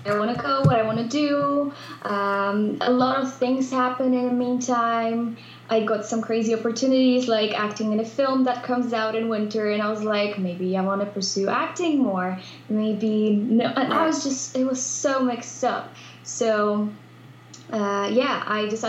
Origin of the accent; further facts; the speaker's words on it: Poland; English is a second language; So I'm from Poland. However, I do all the content stuff in English, which is weird because we don't use English that much in Poland